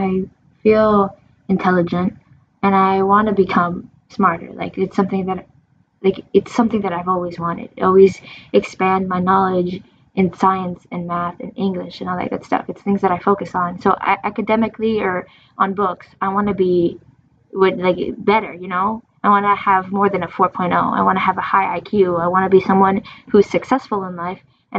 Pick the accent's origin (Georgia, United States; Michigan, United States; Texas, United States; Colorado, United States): Michigan, United States; born or raised there; also born or lived in New York